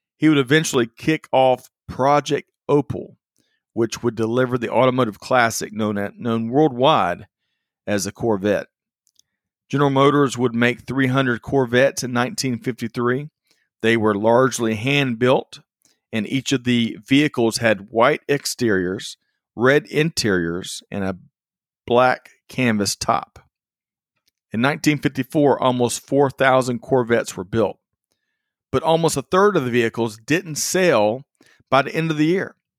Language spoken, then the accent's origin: English; Aiken County, South Carolina, United States; Growing up in Aiken County, South Carolina, I 20 was a very familiar interstate for my family.